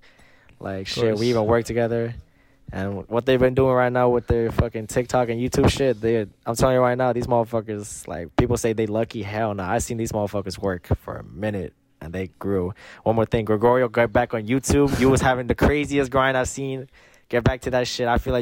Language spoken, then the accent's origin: English; Long Island, New York, United States; I'm from Long Island